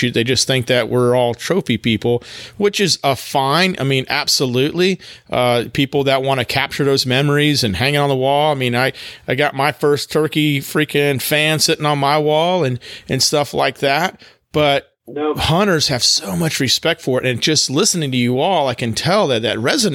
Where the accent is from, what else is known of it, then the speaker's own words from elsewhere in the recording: Texas, United States; now in North Carolina, United States; I grew up actually in Texas